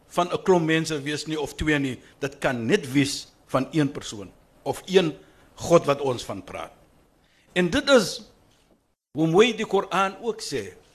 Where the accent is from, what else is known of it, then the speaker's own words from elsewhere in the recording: Western Cape, South Africa; ek bewys net dat ek is van die Kaap.